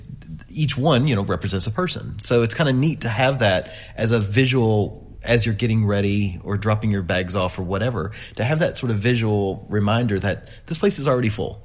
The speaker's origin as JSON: {"language": "English", "country": "United States", "said": "being very American"}